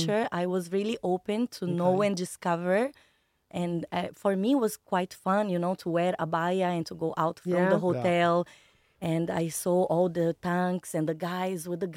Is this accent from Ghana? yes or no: no; Bahia, Brazil; moved away as an adult; also born or lived in Yemen; I'm from Bahia, a different city